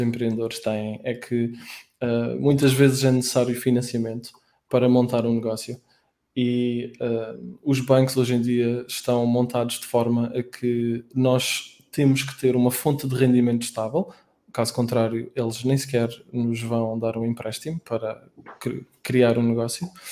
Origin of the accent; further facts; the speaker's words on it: Aveiro, Aveiro District, Portugal; moved away as an adult; now in Lisbon, Portugal; Nos, nos primeiros 10 anos eu estive em Aveiro, que é a minha cidade natal